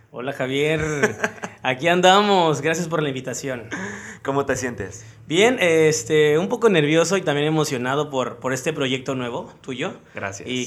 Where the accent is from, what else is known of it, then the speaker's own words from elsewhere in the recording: Acapulco, Guerrero, Mexico; Acapulqueño. ¿Toda tu vida aquí en Acapulco? Sí, sí, sí, sí toda mi vida aquí.